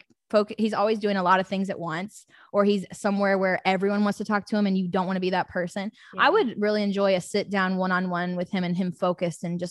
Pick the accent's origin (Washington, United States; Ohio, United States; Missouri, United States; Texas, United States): Missouri, United States; Lee's Summit; now in Indiana, United States; I'm from Lee Summit, Missouri, and my ass lives in Indiana somehow